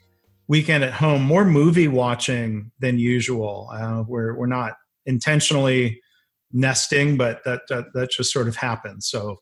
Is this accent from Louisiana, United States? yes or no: no; outside of Detroit, Michigan, United States; growing up outside of Detroit, being a Detroit Red Wings fan.